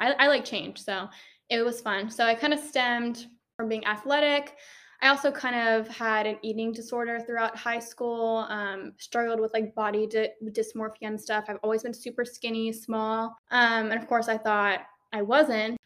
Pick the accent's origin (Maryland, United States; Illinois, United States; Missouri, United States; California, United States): Maryland, United States; moved away as an adult; now in Georgia, United States; I am originally from Maryland. I came down here to Georgia for college